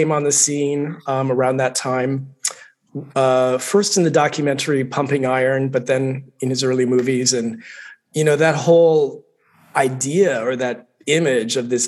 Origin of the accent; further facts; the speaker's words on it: Spokane, Washington, United States; I grew up in Spokane, Washington